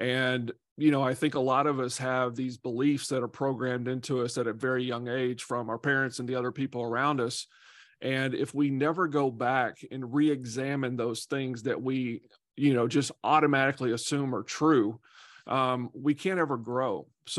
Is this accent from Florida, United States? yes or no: no; Nashville, Tennessee, United States; So I grew up in Nashville, Tennessee.